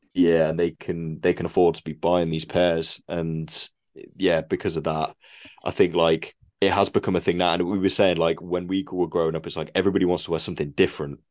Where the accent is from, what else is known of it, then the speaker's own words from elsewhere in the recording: United Kingdom; we're British